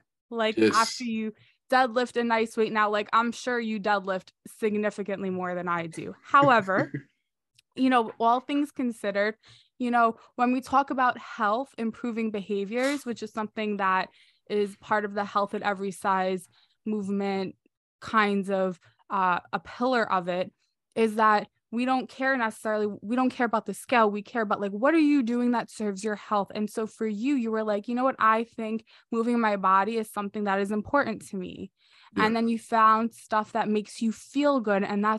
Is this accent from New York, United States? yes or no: yes; New York, United States; I'm from New York. We have different pizza.